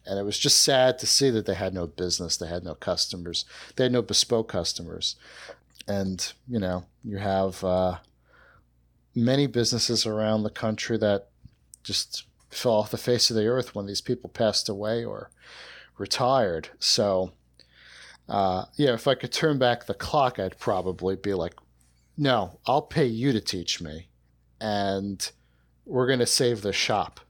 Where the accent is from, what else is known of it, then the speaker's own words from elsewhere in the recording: South Shore of Long Island, New York, United States; I grew up in, in the South Shore of Long Island